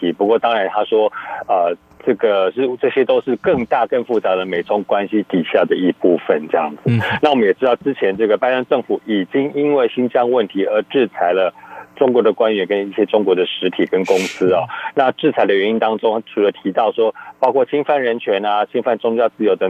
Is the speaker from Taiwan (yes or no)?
no; United States; Chinese is a second language; 这个东西我们美国人没有办法忍受这样的事情